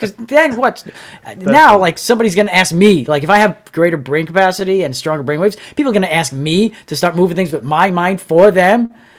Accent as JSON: {"language": "English", "town": "New York City", "region": "New York", "country": "United States", "tie": "born or raised there", "moved": "yes", "lives_now": "Bakersfield, United States", "said": "growing up in Staten Island in New York"}